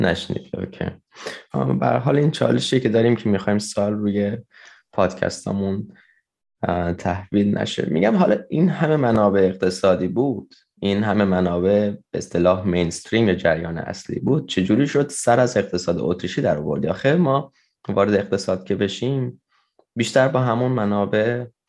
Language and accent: Persian; Fars, Iran; توی استان فارس هست که توی شهر خودمون